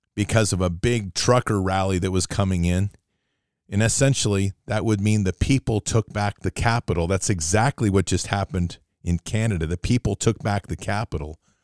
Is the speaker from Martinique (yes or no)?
no; United States; I'm an American